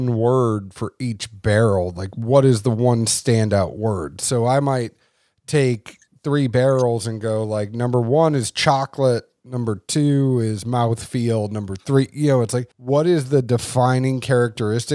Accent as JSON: {"language": "English", "town": "Boston", "region": "Massachusetts", "country": "United States", "tie": "born or raised there", "said": "growing up in Boston"}